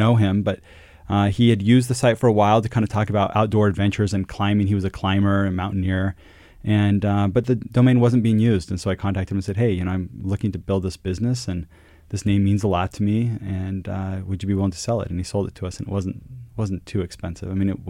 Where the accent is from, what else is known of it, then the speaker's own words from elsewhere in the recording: Quito, Pichincha, Ecuador; You know, growing up in Latin America, and it's always had special meaning to me. My school, the international school I went to as a kid, and living in Quito, Ecuador, was called Cotopaxi.